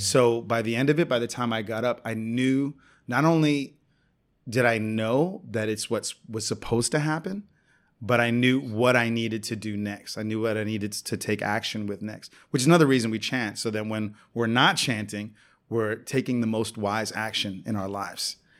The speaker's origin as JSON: {"language": "English", "town": "New York City", "region": "New York", "country": "United States", "tie": "born or raised there", "also_born_or_lived": "San Juan, Puerto Rico / Brooklyn, New York", "said": "I grew up in New York City"}